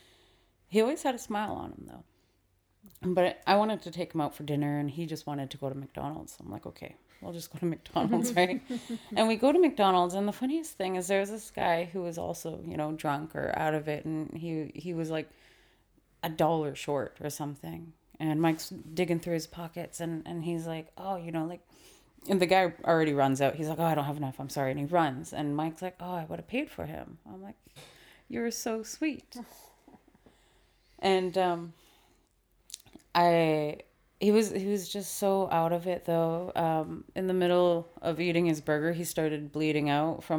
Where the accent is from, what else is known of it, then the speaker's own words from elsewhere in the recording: Vancouver, British Columbia, Canada; We were raised in East Vancouver